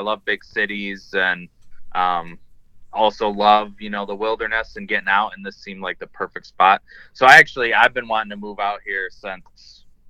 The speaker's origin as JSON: {"language": "English", "town": "Grand Rapids", "region": "Michigan", "country": "United States", "moved": "as an adult", "lives_now": "Denver, United States", "said": "I'm from Grand Rapids, Michigan."}